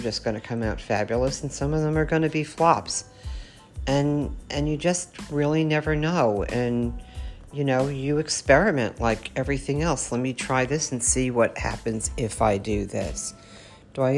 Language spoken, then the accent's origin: English; New York, United States; growing up in New York, I grew up with a lot of Italians